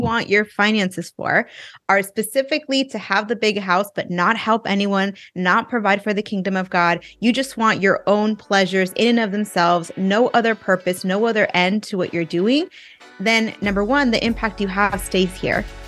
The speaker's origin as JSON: {"language": "English", "area": "Inland Empire", "region": "Southern California", "country": "United States", "tie": "born or raised there", "also_born_or_lived": "Orange County, California", "moved": "as an adult", "lives_now": "Texas, United States", "said": "I'm from California. I grew up in, um, the, uh, Inland Empire, for those of you who know Southern California"}